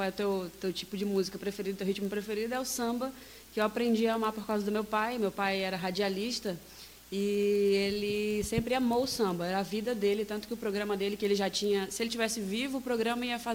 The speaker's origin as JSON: {"language": "Portuguese", "region": "Acre", "country": "Brazil", "also_born_or_lived": "Araquari", "moved": "yes", "said": "Quando eu falo que sou do Acre, o povo, do Acre?"}